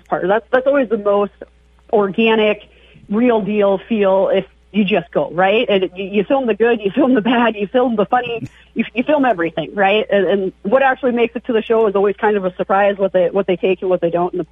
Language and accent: English; Devils Lake, North Dakota, United States; moved away; I grew up there